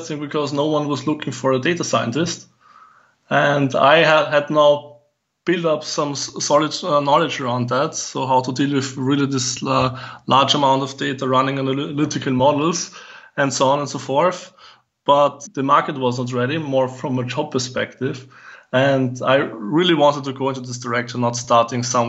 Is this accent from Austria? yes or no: yes; Vienna, Austria; moved away as an adult; also born or lived in Southeast Asia; I'm from Vienna, so I was born in Vienna, and all day I went to school